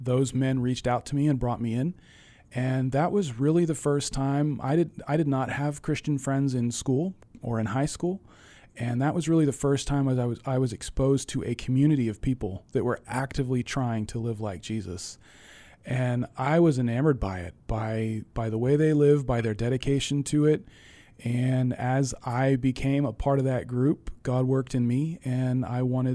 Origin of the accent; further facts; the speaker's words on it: Castle Rock, Colorado, United States; moved away as an adult; also born or lived in Arkansas / Tennessee / Angola; now in Boston, United States; I grew up in Castle Rock, Colorado, which in 1981, when I was born, was a little town of about 3,000 people